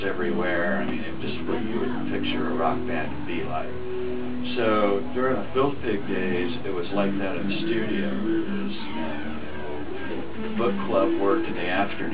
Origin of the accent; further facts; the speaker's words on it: Dallas, Texas, United States; Dallas, that's my hometown